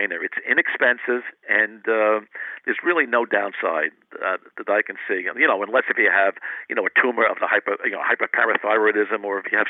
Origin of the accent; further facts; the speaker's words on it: New England, United States; I grew up in the New England area